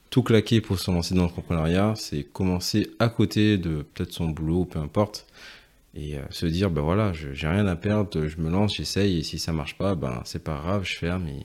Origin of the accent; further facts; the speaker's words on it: Guadeloupe, France; c'est vrai que moi chez, chez moi en Guadeloupe, euh, mes parents faisaient souvent des, euh, racines, donc c'est-à-dire igname, mater, voilà les, les, plats typiques de chez nous locaux.